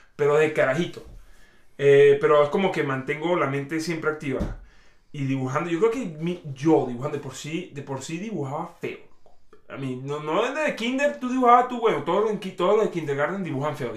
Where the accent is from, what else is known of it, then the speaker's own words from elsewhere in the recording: Venezuela; soy venezolano rajado